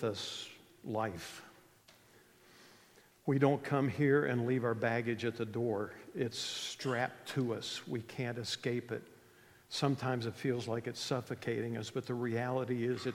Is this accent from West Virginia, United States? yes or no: yes; West Virginia, United States; I grew up in West Virginia.